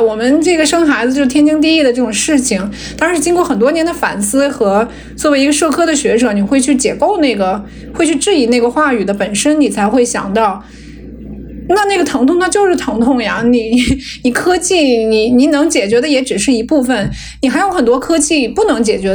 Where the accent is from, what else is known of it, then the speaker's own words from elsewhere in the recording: Hunan, China; moved away; also born or lived in Seattle, United States; 我是老家湖南，我是老家湖南，是很多洪水的